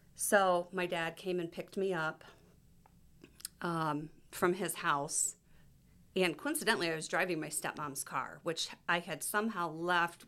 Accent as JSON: {"language": "English", "region": "Ohio", "country": "United States", "also_born_or_lived": "Michigan", "moved": "as an adult", "said": "I'm from Ohio"}